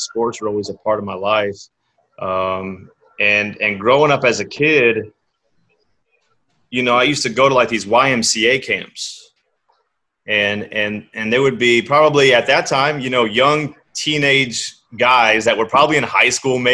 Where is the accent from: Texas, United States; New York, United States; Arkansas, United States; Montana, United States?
Texas, United States; San Antonio; I grew up in San Antonio. on the northeast side of town